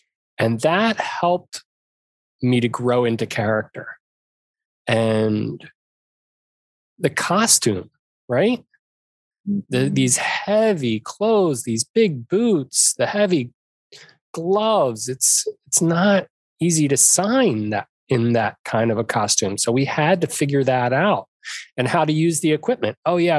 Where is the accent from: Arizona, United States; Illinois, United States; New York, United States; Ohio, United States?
Arizona, United States; I'm from Arizona. There's no ocean to speak of.